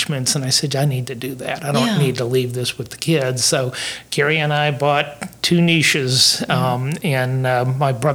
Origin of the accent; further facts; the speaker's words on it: Peabody, Massachusetts, United States; moved away; also born or lived in Columbus, Mississippi / Port Arthur; I was born at Chelsea Navy Hospital, where my dad was in the service. And we grew up on the North Shore